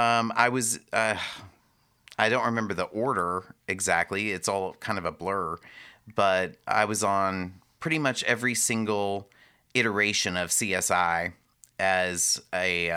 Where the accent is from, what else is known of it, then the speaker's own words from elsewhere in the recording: Brownwood, Texas, United States; also born or lived in England; So I was born and raised in Brownwood. I went to school at Early High School. My grandfather was the minister of Victory Baptist Church for over 50 years.